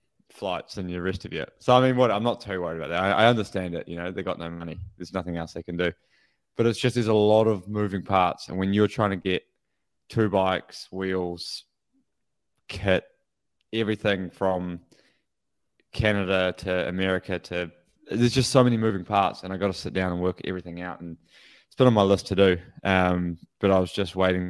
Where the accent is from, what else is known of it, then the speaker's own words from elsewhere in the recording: New Zealand; for me growing up, the Commonwealth Games was like the Olympics, you know, like as a New Zealander